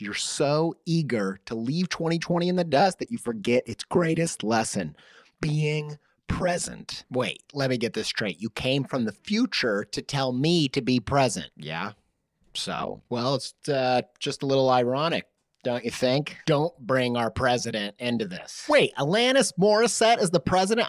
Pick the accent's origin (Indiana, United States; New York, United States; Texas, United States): Indiana, United States; I'm from Indiana